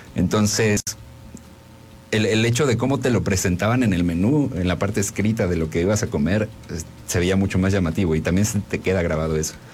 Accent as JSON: {"language": "Spanish", "country": "Mexico", "said": "En México adoptamos, abrazamos la comida de otros países"}